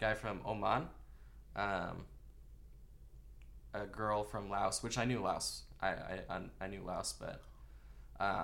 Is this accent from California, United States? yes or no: yes; Clovis, California, United States; I grew up in Clovis